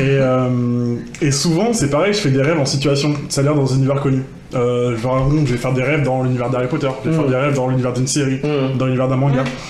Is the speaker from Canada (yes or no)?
no; Rennes, Brittany, France; je suis de Rennes